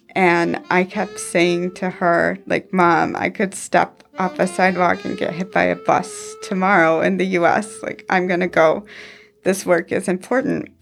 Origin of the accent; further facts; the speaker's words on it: Houghton Lake, Michigan, United States; I'm originally from Houghton Lake, Michigan